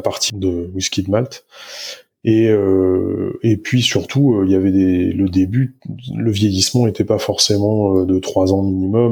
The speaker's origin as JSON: {"language": "French", "town": "Niort", "region": "Nouvelle-Aquitaine", "country": "France", "tie": "born or raised there", "also_born_or_lived": "Nantes / Brittany", "moved": "yes", "said": "J'ai grandi du côté de, de Niort"}